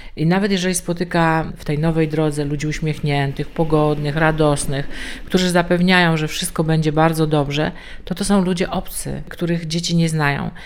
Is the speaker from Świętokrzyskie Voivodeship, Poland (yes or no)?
no; Częstochowa, Silesian Voivodeship, Poland; u nas w Częstochowie